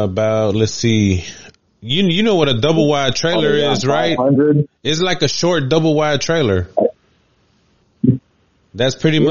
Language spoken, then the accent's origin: English; Alexandria, Virginia, United States; we grew up in Chirilawa, and it was pretty much like lower income, like community, predominantly Hispanic neighborhood.